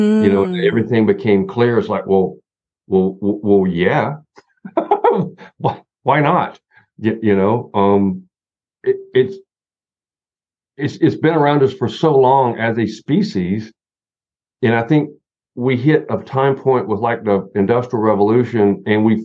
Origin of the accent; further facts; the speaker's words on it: Southern Appalachia, Western North Carolina, United States; I'm from Southern Appalachia. I'm from Western North Carolina